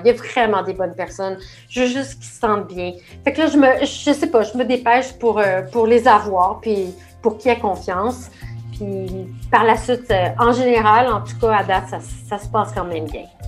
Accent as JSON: {"language": "French", "town": "Oka", "region": "Quebec", "country": "Canada", "tie": "born or raised there", "said": "Quand j'étais jeune, j'habitais à Oka"}